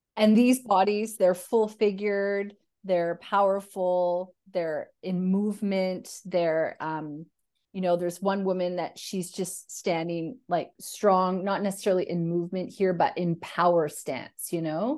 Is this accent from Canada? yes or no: yes; two hours from the Alaskan border, Northern Canada, Canada; So I grew up in Northern Canada, uh, two hours from the Alaskan border